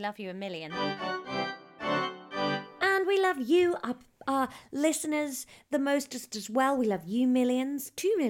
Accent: South West England, United Kingdom; accent: Somerset; I'm very posh Somerset, you see.

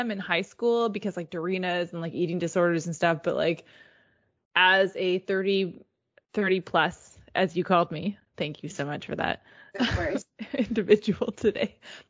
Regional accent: Canada; because we are Canadian

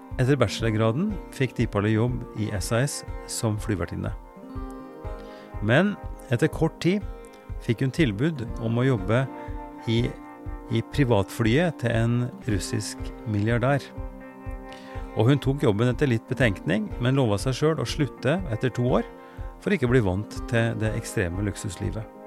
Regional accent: Oppdal, Trøndelag, Norway; Jeg er født i Oppdal

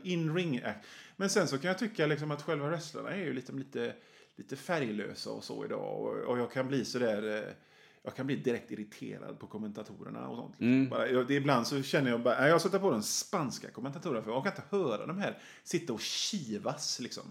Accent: Hönö, Västra Götaland, Sweden; also born or lived in Kungälv / Rörö; jag är från Bohuslän. Mm. Eh, Hön, Öckerö, Hönö, de environgerna

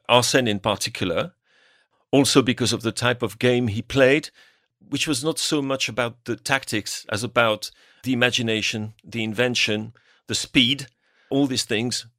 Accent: Normandy, France; moved away as an adult; now in United Kingdom; I'm from the north of France, from Normandy

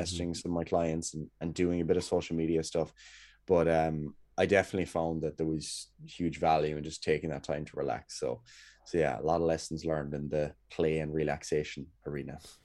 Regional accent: Kerry, Munster, Ireland; moved away as an adult; now in Cork, Ireland; I'm away from Kerry at the moment anyway. Um, I'm up in Cork

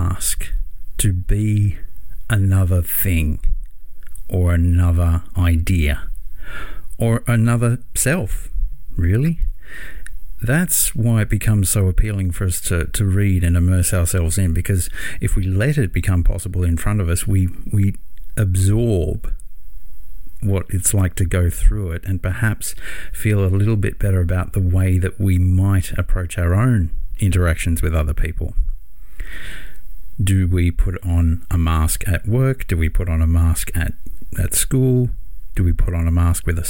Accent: Australia; my hometown

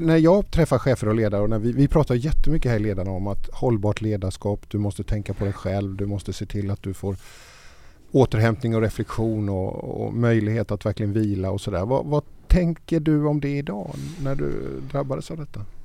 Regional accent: Småland, Sweden; Född i Småland

